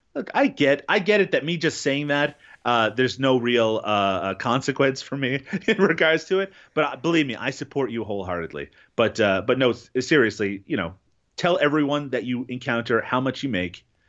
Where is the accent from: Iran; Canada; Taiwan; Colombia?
Canada; Newfoundland and Labrador; I grew up in Newfoundland, um, here in Canada